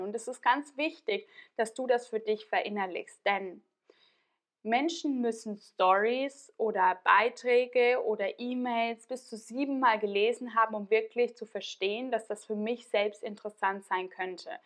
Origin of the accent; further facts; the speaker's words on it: Tyrol, Austria; moved away; in meiner alten Heimat in Tirol.